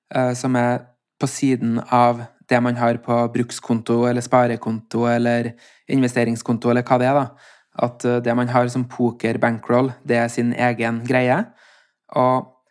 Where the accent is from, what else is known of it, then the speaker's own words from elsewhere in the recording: Steinkjer, Trøndelag, Norway; Vi var en guttegjeng uh, på Steinkjer, der jeg kommer fra